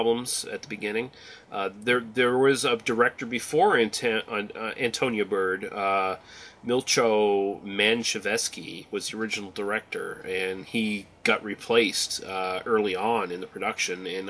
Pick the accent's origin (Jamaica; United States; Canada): Canada; I am Canadian